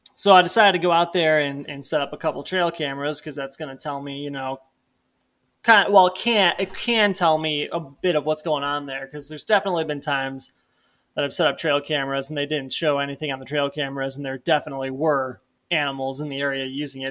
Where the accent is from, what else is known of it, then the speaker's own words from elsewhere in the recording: Illinois, United States; moved away as an adult; now in Missoula, United States; I, like, moved out from Illinois growing up in the Midwest to Montana